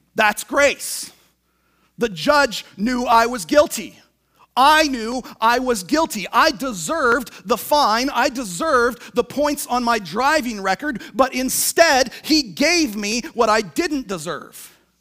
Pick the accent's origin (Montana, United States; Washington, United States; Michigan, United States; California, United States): Washington, United States; Tacoma; moved away; I'm from Tacoma, Washington.